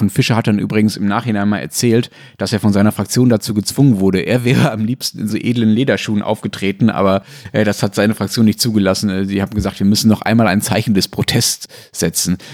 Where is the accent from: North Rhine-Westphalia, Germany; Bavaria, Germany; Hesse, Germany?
North Rhine-Westphalia, Germany; Essen region; Ich bin meiner Heimatregion halt äh, in besonderer Zuneigung verbunden